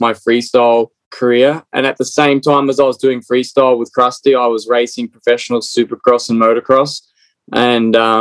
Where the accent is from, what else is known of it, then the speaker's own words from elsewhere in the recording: Australia; moved away as an adult; now in United States; Originally from Australia. So born and bred in Australia. So being here for 10 years in America.